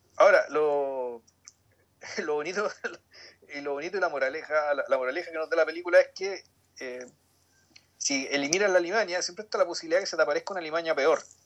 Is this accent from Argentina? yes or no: no; Chile; los chilenos no tenemos